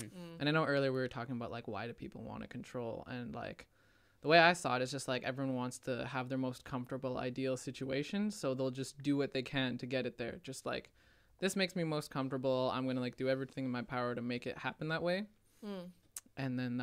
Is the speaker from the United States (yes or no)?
no; Canada; I'm from Canada